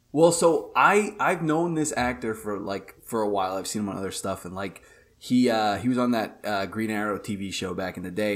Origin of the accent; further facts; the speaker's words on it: New York, United States; being a New Yorker